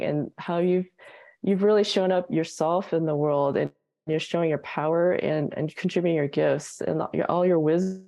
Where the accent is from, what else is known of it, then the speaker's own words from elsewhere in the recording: United States; moved away as an adult; now in Australia; I'm an American